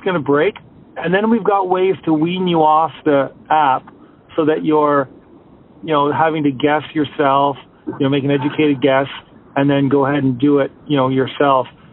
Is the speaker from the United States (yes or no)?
no; Canada; I'm Canadian